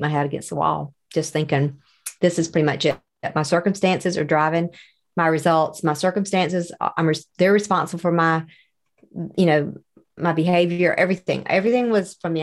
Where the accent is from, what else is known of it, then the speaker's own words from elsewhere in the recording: the South, United States; accent: Southern; I'm a little bit on the Southern side.